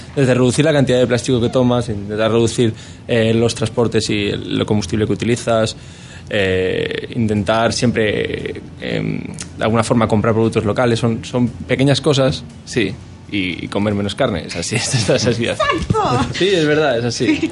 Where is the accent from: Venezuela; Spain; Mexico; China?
Spain; somos ocho españoles